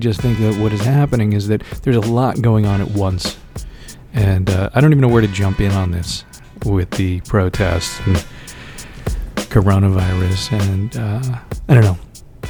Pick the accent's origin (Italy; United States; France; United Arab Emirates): United States; New York City, New York; I grew up on Staten Island